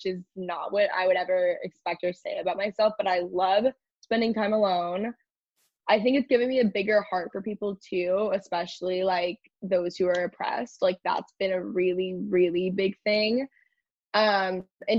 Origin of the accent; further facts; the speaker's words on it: Texas, United States; I grew up in Texas.